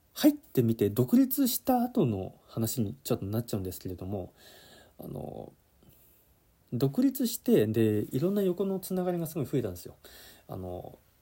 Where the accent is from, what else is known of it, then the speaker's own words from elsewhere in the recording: Yamanashi, Japan; moved away as an adult; also born or lived in Okinawa; 地元山梨に戻るかってなった時に